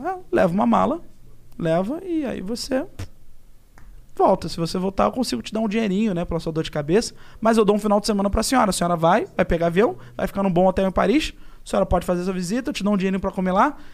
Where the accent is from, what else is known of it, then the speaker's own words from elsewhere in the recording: Rio de Janeiro, Brazil; Vou pro Brasil, inclusive na Tijuca, onde eu nasci